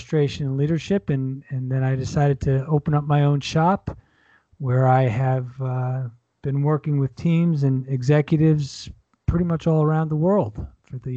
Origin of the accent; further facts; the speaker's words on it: New York, United States; moved away; I'm originally from New York